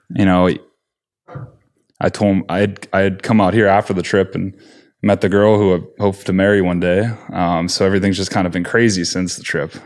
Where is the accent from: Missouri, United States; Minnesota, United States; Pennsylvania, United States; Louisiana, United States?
Pennsylvania, United States; I grew up in Pennsylvania